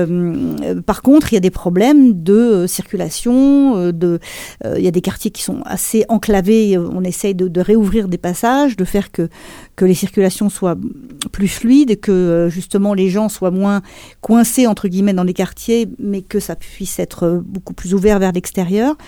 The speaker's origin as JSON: {"language": "French", "town": "Montreuil", "region": "Île-de-France", "country": "France", "tie": "born or raised there", "said": "on a grandi à Montreuil"}